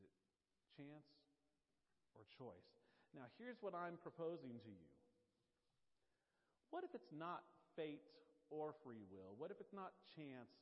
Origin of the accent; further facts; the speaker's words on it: Nashville, Tennessee, United States; accent: Nashville; That's actually my Nashville accent